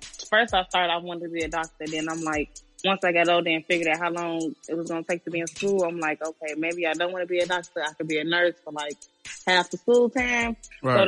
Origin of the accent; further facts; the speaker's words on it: Chicago, Illinois, United States; I grew up on the west side of Chicago